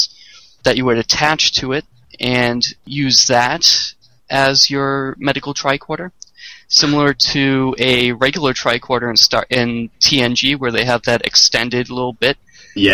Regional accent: Boston, Massachusetts, United States; my hometown of South Boston, Massachusetts.

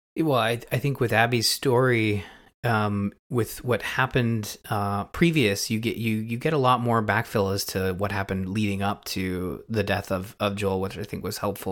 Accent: Canada; being a Canadian

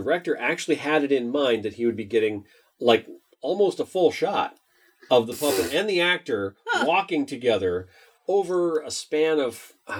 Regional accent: Minnesota, United States

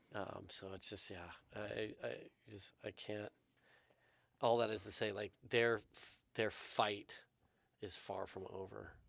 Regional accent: United States; being an American, living in America

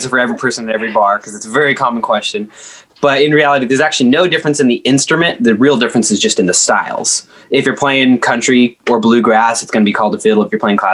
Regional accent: Oregon, United States; moved away as an adult; now in Nashville, United States; Originally Oregon. about an hour outside of Portland, the real Oregon, I like to say, between Portland and the coast. So I grew up on the edge of a state forest

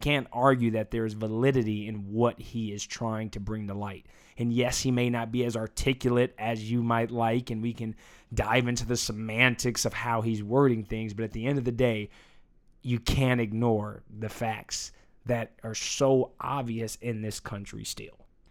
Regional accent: United States; I was born here. I'm an American. This is my home

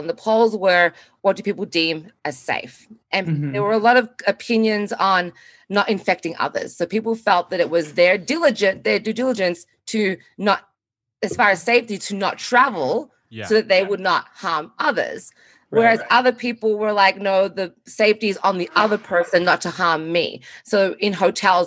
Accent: Australia; we are two Australian travel professionals

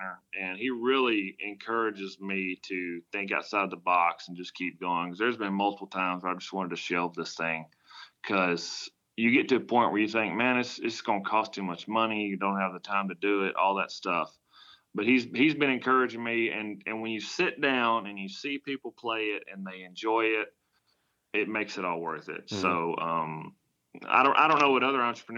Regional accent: United States; accent: country; I'm from the country, if you can't tell from my accent

